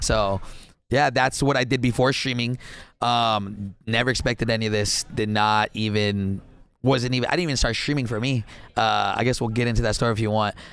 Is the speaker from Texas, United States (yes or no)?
yes; Laredo, Texas, United States; moved away as an adult; now in Dallas, United States; first generation, born and raised in Laredo, Texas